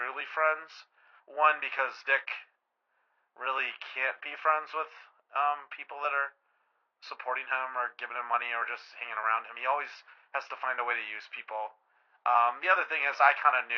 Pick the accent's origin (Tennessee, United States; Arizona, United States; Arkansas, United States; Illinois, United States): Arizona, United States; I'm from Arizona.